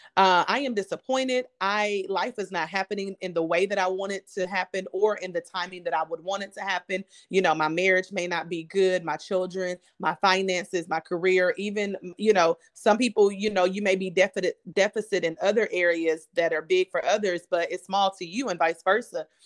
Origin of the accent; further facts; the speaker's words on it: Kentucky, United States; now in Houston, United States; I am a, a, a girl who's living in a big city in Houston, um, as you said, but I'm from Kentucky